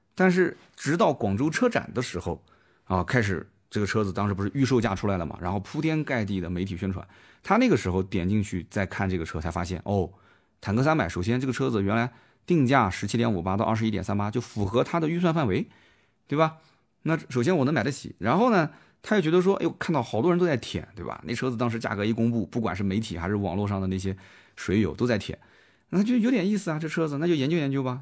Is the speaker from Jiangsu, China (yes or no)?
yes; Jiangsu, China; 我们江苏这边